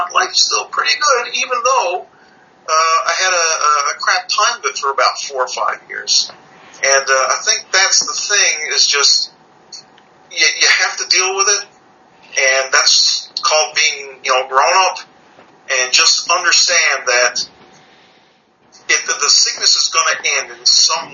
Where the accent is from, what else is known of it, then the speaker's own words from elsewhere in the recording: Canada; I'm from Canada.